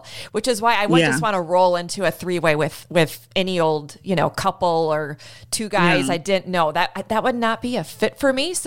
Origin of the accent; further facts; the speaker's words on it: United States; I'm still an American